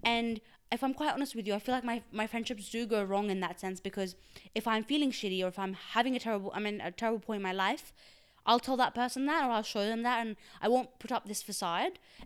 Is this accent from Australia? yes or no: yes; Australia; first language Urdu; English is a second language; also born or lived in Pakistan; I was born in Pakistan, and then I moved to Australia when I, I was eight, and I've been here since then